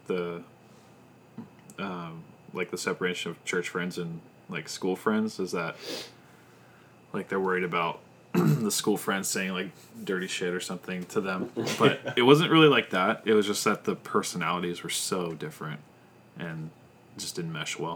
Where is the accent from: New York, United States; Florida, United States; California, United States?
California, United States; Sacramento; I grew up in Sacramento